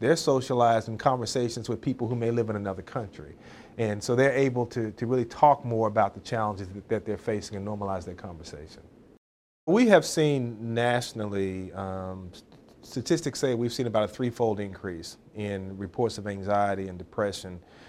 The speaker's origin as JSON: {"language": "English", "region": "North Carolina", "country": "United States", "tie": "born or raised there", "said": "So when I was growing up in Eastern North Carolina, rural North Carolina, very rural North Carolina, son of a preacher"}